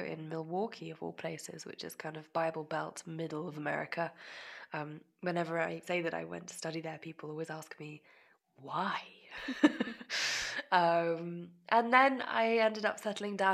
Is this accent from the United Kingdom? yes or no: yes; near the Menuhin School, South East England, United Kingdom; grew up in England. I grew up very close to the Menuhin School